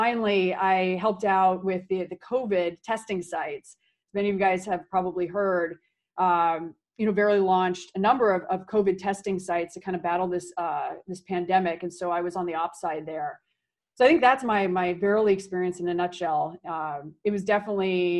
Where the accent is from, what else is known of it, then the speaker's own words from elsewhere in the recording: Silicon Valley, California, United States; moved away as an adult; I grew up in Silicon Valley, wanted to come back